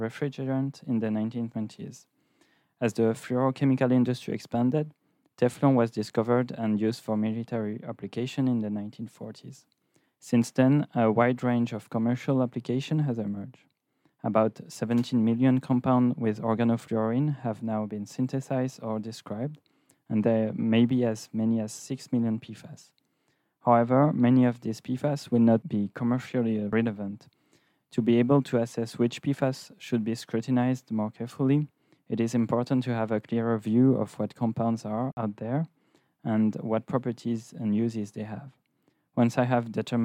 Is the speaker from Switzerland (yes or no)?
yes; Switzerland; moved away as an adult; now in Stockholm, Sweden; I'm from Switzerland